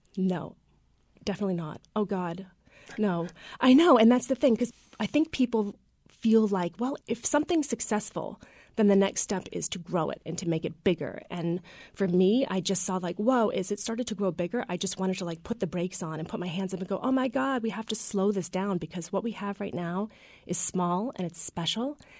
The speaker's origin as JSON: {"language": "English", "town": "Freedom", "region": "Maine", "country": "United States", "tie": "born or raised there", "said": "I grew up in Freedom, and my dad had a little diner"}